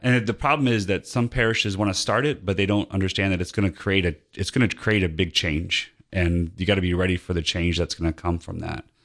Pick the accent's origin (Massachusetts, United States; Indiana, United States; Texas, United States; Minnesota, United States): Indiana, United States; Northwest; moved away as an adult; also born or lived in Latrobe, Pennsylvania; now in Georgia, United States; I grew up in Northwest Indiana near Chicago. And, um, but I moved down here in nineteen ninety-six.